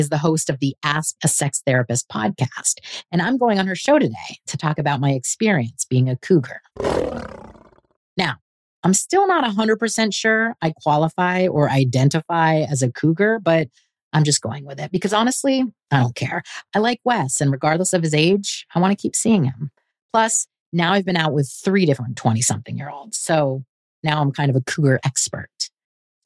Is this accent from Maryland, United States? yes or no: no; California, United States; I grew up in California.